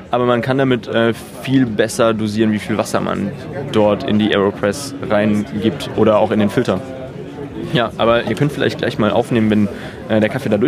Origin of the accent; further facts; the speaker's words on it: Wesel, North Rhine-Westphalia, Germany; ich bin nicht aus Hamburg, ich komme vom Niederrhein, aus Wesel.